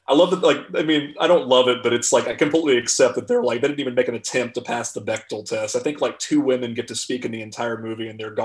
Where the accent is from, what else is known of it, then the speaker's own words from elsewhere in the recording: Charlotte, North Carolina, United States; In Charlotte, North Carolina.